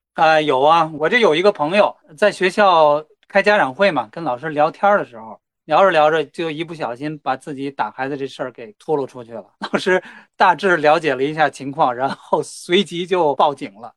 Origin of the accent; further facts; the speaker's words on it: Tianjin, China; now in Australia; 我是天津的，天津人